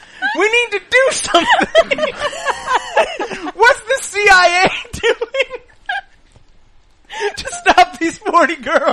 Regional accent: Canada; First of all, we grew up in Canada, so, like, we have Inuit.

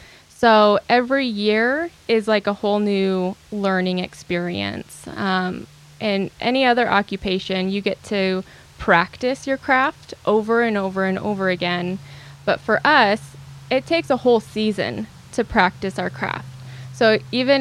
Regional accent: Bigfork, Montana, United States; moved away; also born or lived in Whitehall, Montana; So I grew up in Montana, in Big Fork during the winter and Whitehall during the summer

